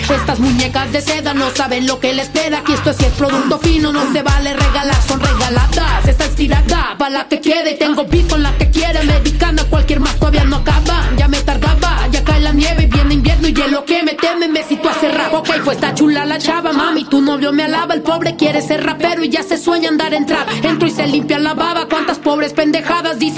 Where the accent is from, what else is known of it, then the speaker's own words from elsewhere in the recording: Mexico; yo por eso siempre he querido destacar y decir soy mexicana y en cada canción lo digo porque quiero que sepa que es un orgullo